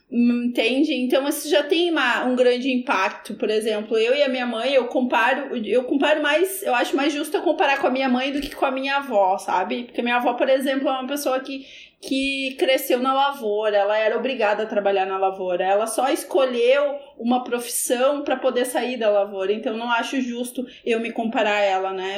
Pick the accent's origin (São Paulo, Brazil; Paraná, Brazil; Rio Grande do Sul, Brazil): Rio Grande do Sul, Brazil; Cachoeira do Sul; moved away; Cachoeira do Sul, que é a minha cidade natal